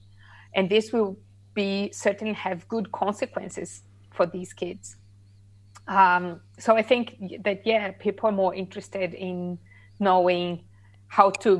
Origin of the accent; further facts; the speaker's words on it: Laguna, Santa Catarina, Brazil; now in Australia; So my hometown is called Laguna, is in the south of Brazil. It's a little town by the coast